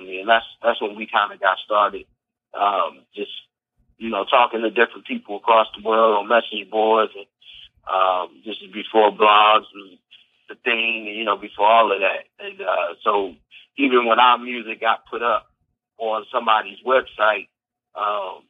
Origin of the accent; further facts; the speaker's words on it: Alexandria, Virginia, United States; moved away as an adult; also born or lived in Fairfax, Virginia / Reston, Virginia / North Carolina; I grew up mostly in Alexandria, and I went to high school in Reston